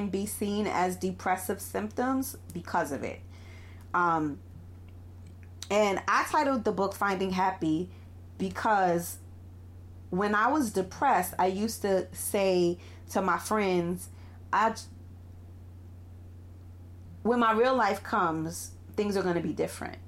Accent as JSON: {"language": "English", "town": "New York City", "region": "New York", "country": "United States", "tie": "born or raised there", "said": "I run a private practice out of Brooklyn, New York, which is my hometown"}